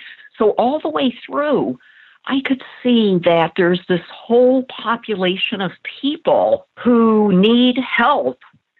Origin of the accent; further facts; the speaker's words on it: California, United States; I grew up in Southern California. My dad died of cancer when I was 5 years old.